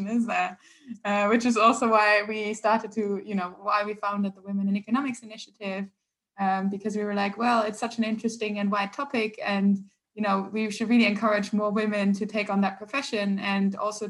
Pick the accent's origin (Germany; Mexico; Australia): Germany; now in England, United Kingdom; I'm originally from Germany.